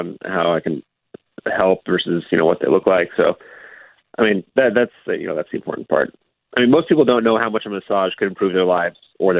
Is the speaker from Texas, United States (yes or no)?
yes; San Antonio, Texas, United States; also born or lived in Louisiana; So I grew up in San Antonio for the most part. Moved from Louisiana when I was a kid, so I've been here a while.